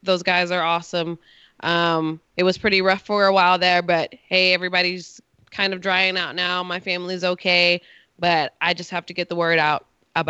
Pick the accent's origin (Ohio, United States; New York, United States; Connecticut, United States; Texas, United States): Texas, United States; Beaumont; moved away; Y'all know I'm from Texas. My hometown is Beaumont, Texas.